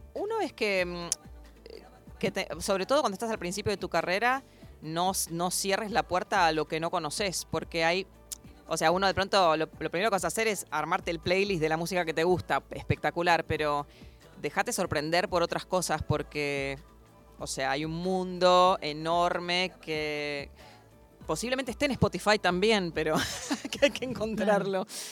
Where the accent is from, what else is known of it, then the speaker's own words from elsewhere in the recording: Buenos Aires, Argentina; moved away as an adult; now in New York, United States; yo soy porteña